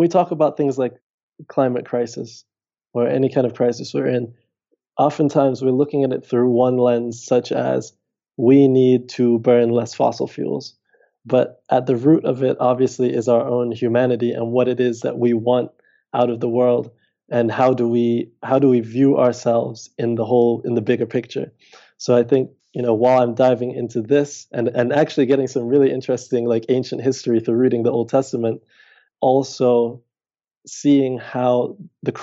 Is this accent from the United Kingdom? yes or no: no; Dominica; moved away as an adult; also born or lived in United States; in 2016, I moved back from the States to Dominica